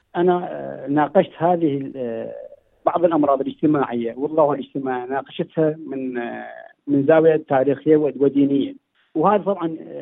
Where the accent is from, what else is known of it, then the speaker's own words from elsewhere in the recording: Iraq; now in Sydney, Australia; باني عراقي